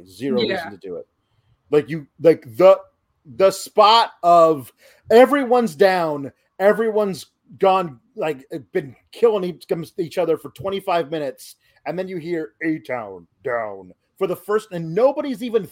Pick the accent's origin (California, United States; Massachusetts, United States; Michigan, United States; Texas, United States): Texas, United States; Houston; I'm from Houston